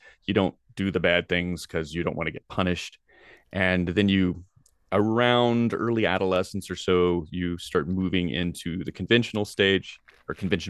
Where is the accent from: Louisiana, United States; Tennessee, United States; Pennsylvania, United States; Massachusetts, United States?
Tennessee, United States; I mean, I was raised in Tennessee, and there's a lot of wonderful things about the South.